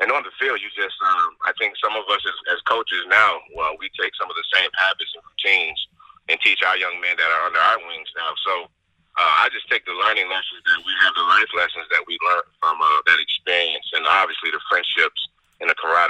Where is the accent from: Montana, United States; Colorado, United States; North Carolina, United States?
North Carolina, United States; Charlotte; my hometown in Charlotte